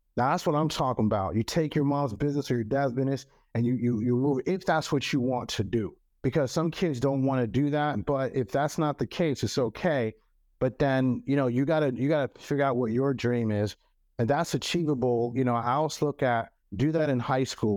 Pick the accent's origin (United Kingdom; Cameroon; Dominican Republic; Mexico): Cameroon; first language French; English is a second language; now in United States; Cameroon. I'm from Cameroon